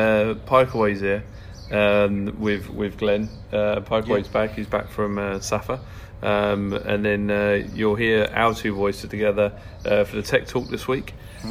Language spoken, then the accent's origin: English; Kent, South East England, United Kingdom; growing up in Kent